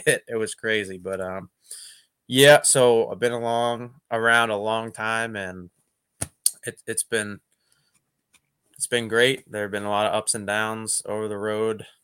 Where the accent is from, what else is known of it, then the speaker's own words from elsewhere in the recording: Boston, Massachusetts, United States; moved away as an adult; also born or lived in New York; growing up in Boston